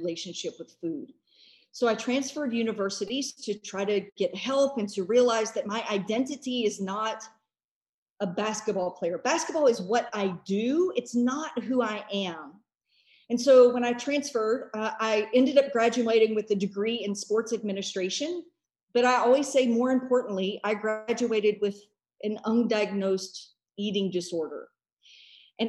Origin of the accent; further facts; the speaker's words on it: United States; as an American